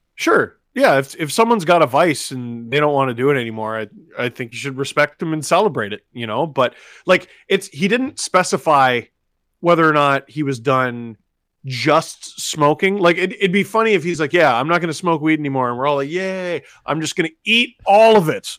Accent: Toronto, Ontario, Canada; we grew up in Scarborough

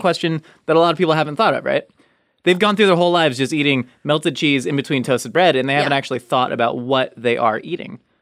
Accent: Southern California, United States; now in Los Angeles, United States; growing up in Southern California, especially moving

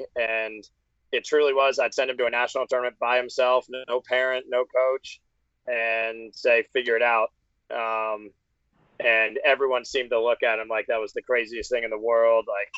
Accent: Jackson, United States; I'm from Jackson. Remember, there wasn't any after-school program up here.

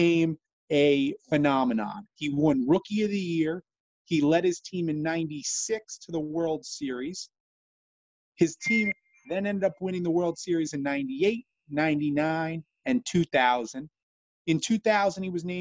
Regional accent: New York, United States; growing up in the New York region of the country

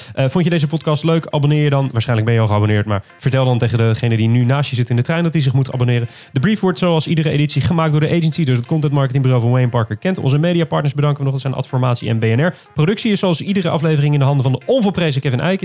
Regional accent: near Rotterdam, South Holland, Netherlands; Ik kom uit de buurt van Rotterdam oorspronkelijk

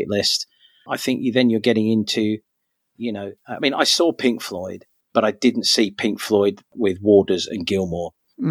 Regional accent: London, United Kingdom; growing up in London

